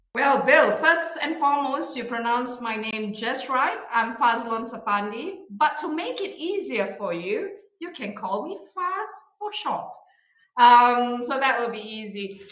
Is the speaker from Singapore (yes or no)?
yes; Singapore; now in Bonn, Germany; I am originally from Singapore, but I work in Germany in the beautiful Bonn area near Cologne